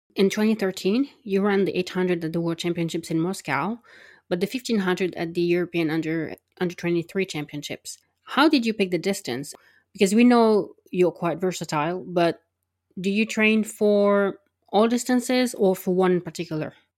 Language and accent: English; France; I'm from France and I'm a polyglot.